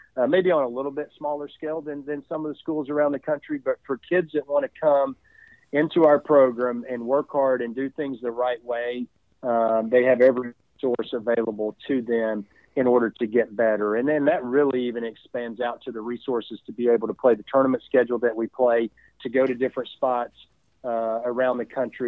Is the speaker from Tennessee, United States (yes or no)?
yes; East Tennessee, United States; moved away as an adult; now in Charlotte, United States; me growing up in East Tennessee